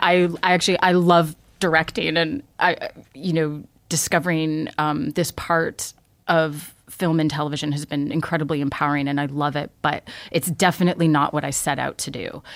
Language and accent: English; Toronto, Ontario, Canada; I grew up in Toronto. Okay. I left for a while and and now I'm back